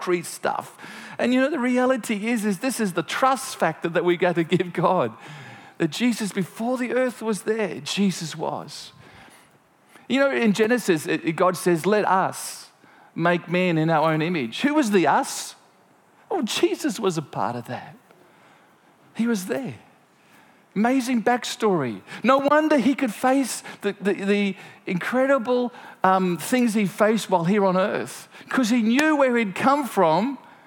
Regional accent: Gympie, Queensland, Australia; it's from a little farm outside of Gympie

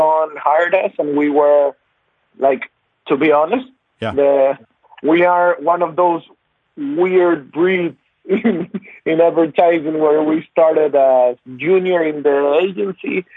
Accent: Ecuador; moved away as an adult; also born or lived in Buenos Aires, Argentina; we are from Ecuador, and we were born and raised.

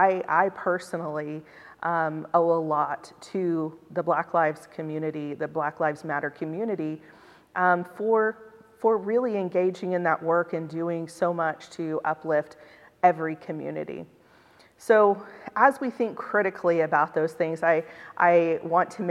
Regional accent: Oklahoma, United States; I was from Oklahoma, but I attend here at Cottey

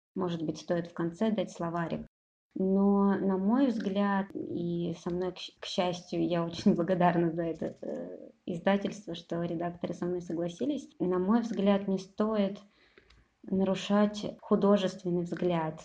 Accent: Kropotkin, Russia; moved away; also born or lived in Novosibirsk; на своей родине, да, в поселке Кропоткин

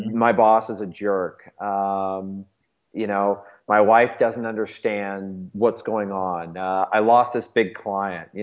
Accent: St. Louis, Missouri, United States; born and raised in St. Louis my whole life

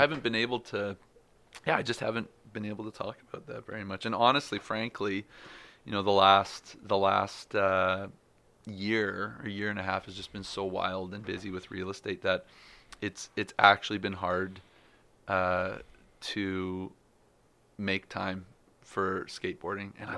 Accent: Canada; I'm a Canadian pro.

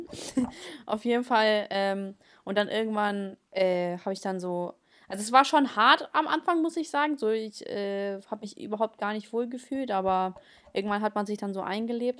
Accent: Germany; German is a second language; als ich äh, nach Deutschland gekommen bin, äh, war ich ja so dritte, also in der Hälfte der dritten Klasse.

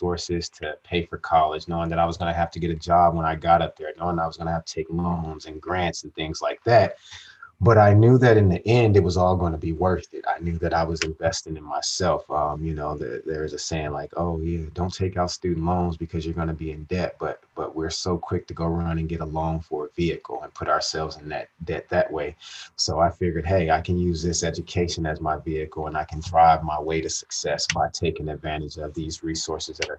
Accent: Las Vegas, Nevada, United States; also born or lived in Reno, Nevada; I am born and raised in Las Vegas, Nevada.

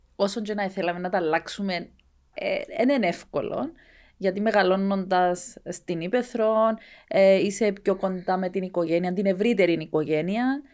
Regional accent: Skarinou, Larnaca District, Cyprus; εμένα το χωριό μου ένα, ήταν ένα πολύ μικρό χωριό

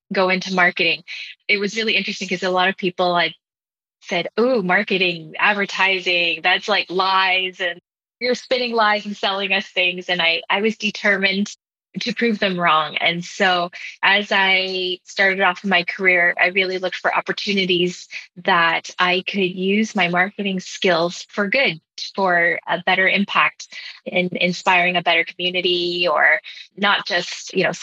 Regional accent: Vancouver, British Columbia, Canada; now in United States; they each made their way to Hong Kong and eventually to Vancouver, BC in Canada, where they met and married and had my brother and I. So it's been really interesting growing up there

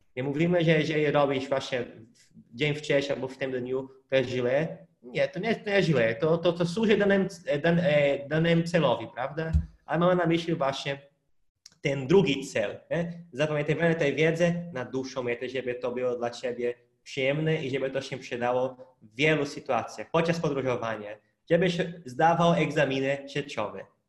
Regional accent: Hungary; Polish is a second language; now in Poland; u nas na Węgrzech

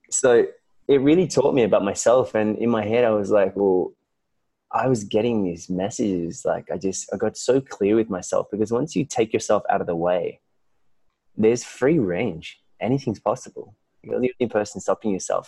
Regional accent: Melbourne, Victoria, Australia; moved away as an adult; now in Bali, Indonesia; I was born and raised in Melbourne, Australia.

